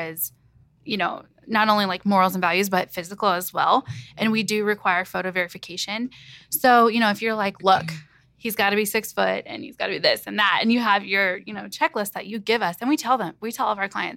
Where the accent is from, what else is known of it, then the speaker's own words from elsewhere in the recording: Kansas City, United States; now in Ohio, United States; I'm originally from Kansas City and now I'm living in Ohio